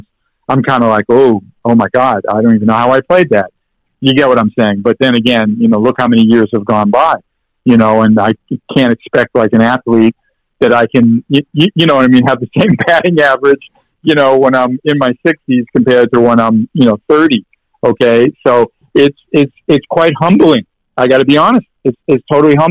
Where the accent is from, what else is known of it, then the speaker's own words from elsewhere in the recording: New York City, New York, United States; growing up in New York